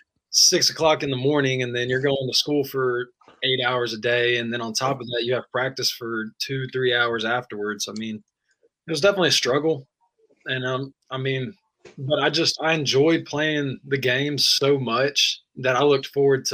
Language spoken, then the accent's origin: English; Arlington, Tennessee, United States; also born or lived in Bartlett, Tennessee; I went to Arlington K through 11. Like, I've been there my whole life